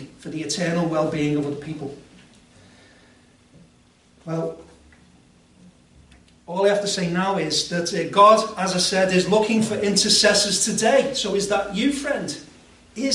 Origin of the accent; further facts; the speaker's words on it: Liverpool, North West England, United Kingdom; I also think of myself as British and Scouser.